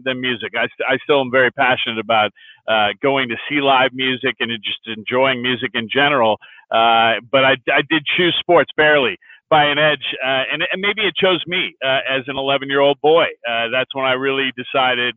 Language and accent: English; just south of San Francisco, Northern California, United States; moved away as an adult; also born or lived in Syracuse, New York / Detroit, Michigan; now in Phoenix, United States; I'm from up in Northern California, just south of San Francisco, in the suburbs there. That's where I was born and raised, all the way through elementary, middle school, high school.